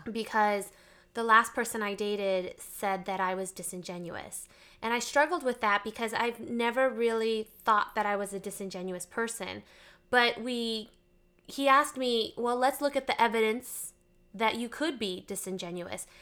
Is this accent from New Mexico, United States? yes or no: no; Texas, United States; now in Arizona, United States; I was born in Texas